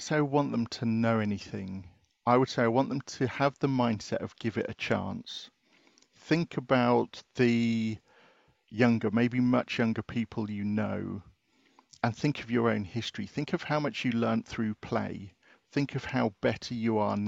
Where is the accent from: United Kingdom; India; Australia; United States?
United Kingdom; from being British